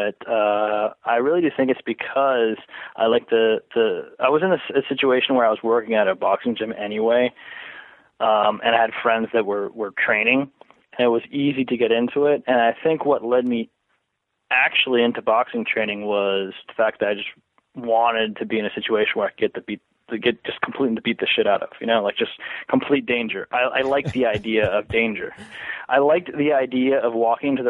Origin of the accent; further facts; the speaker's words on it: Springfield, Virginia, United States; moved away; also born or lived in Florida / Fairfax, Virginia; I grew up in Springfield, Virginia, and then I moved to Florida, and then I moved up recently, like in 2012, back here